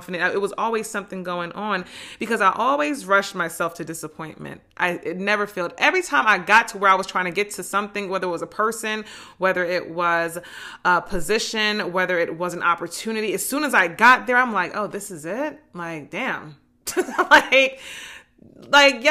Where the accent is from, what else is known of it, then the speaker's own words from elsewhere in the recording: New Jersey, United States; I'm from Jersey